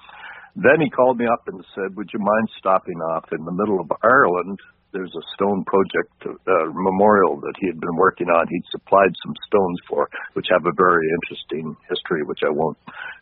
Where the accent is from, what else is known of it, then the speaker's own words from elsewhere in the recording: Canada; Canadians looking back to our home countries to a certain extent. Now, I hasten to say my home country is not Ireland. My family actually came from Scotland.